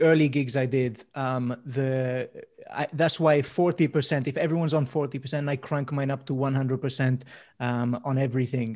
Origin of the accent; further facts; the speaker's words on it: Mallorca, Balearic Islands, Spain; moved away; also born or lived in Swansea; I grew up in Mallorca